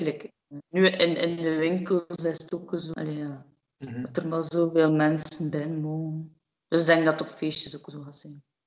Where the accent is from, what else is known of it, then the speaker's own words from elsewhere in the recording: Menen, Flanders, Belgium; ik ben eigenlijk afkomstig van Menen, hè, van, van Rek en Menen